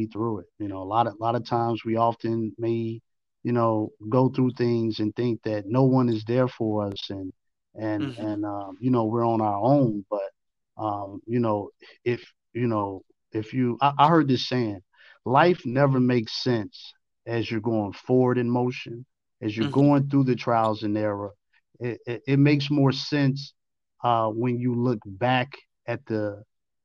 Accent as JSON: {"language": "English", "town": "Chicago", "region": "Illinois", "country": "United States", "tie": "born or raised there", "also_born_or_lived": "Arkansas", "moved": "as an adult", "lives_now": "Atlanta, United States", "said": "growing up in Chicago, with all of the violence"}